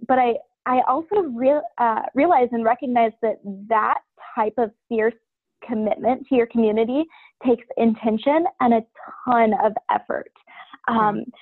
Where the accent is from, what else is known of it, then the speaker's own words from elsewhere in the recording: Ashville, Ohio, United States; now in New Jersey, United States; I grew up in uh, the middle of nowhere, Ohio, on a family farm, okay. and now I live in New Jersey, just south of New York City